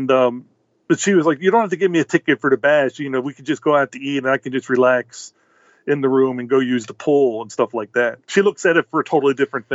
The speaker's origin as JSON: {"language": "English", "town": "Baltimore", "region": "Maryland", "country": "United States", "tie": "born or raised there", "said": "When I was growing up in Baltimore City, ages 5 to 20, my brothers and I would go door to door"}